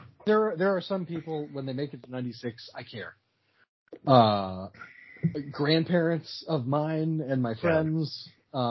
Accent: United States; I'm a traitorous colonial in that I'm an American. So on that front, I don't care. I've got a lot of Irish ancestry

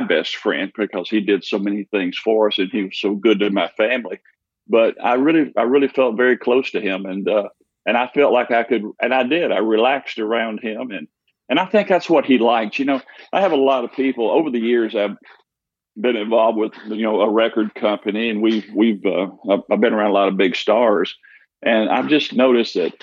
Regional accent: Memphis, Tennessee, United States; I grew up in North Memphis.

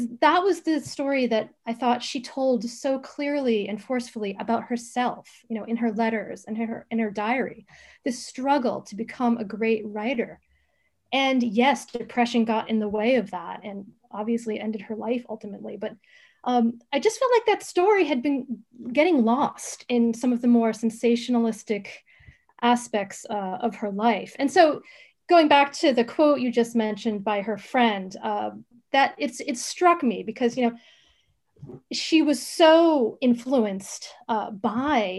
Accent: United States; moved away as an adult; also born or lived in Oxford, England; being an American

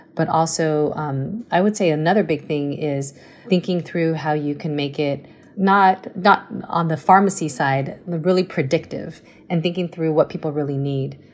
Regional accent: Taipei, Taiwan; moved away; also born or lived in United States; I grew up in Taiwan, came to the States when I was two, but I went back when I was actually seven again, um, and uh, went through elementary school in Muzha

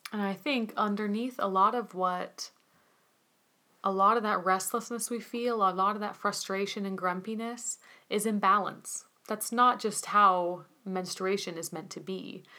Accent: United States; as an American

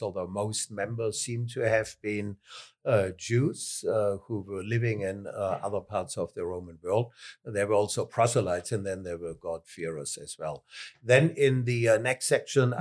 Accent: Southern Germany, Germany; accent: southern German; English is a second language; moved away as an adult; also born or lived in Philippines; I am German, more particularly southern German.

